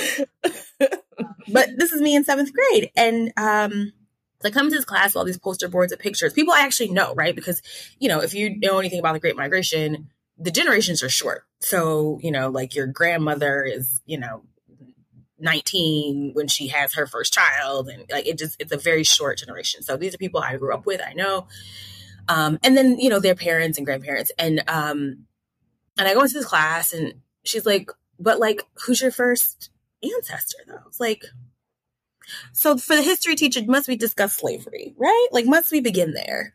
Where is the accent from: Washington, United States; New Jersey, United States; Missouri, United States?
New Jersey, United States; Newark; moved away; i'm originally from newark new jersey